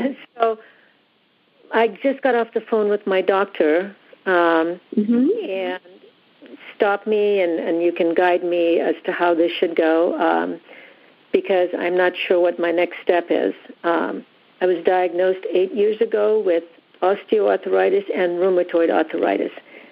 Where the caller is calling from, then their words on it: California, United States; I'm in Southern California.